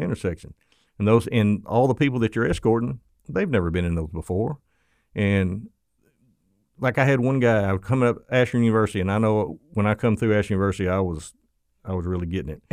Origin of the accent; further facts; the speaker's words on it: Florida, United States; accent: southern; me with my southern accent and Florida